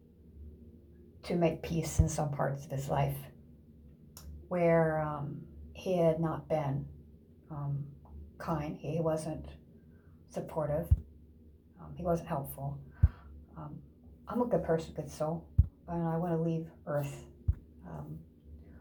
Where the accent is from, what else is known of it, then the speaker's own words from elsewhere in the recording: Ohio, United States; moved away; also born or lived in Indiana; In Ohio, my home state